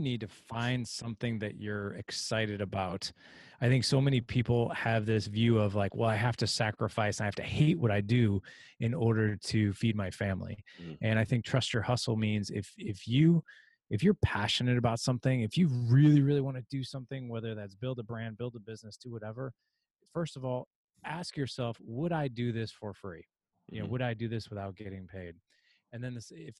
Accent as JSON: {"language": "English", "town": "St. Louis", "region": "Missouri", "country": "United States", "said": "I'm from St. Louis"}